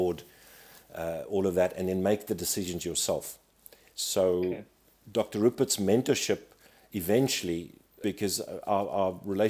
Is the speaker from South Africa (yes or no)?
yes; South Africa; as a South African